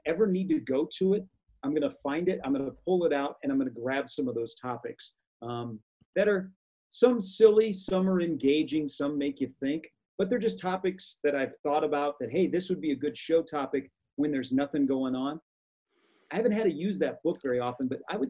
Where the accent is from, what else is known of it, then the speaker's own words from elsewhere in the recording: Des Moines, Iowa, United States; I grew up in Des Moines